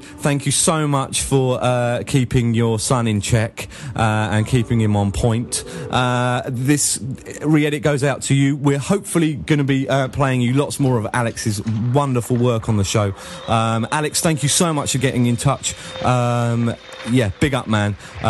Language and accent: English; Australia; now in London, United Kingdom; Skype because I live in London now, but I'm an Australian native.